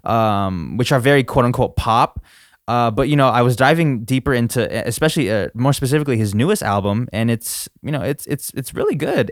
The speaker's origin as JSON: {"language": "English", "country": "United States", "said": "as an American, we only learn English"}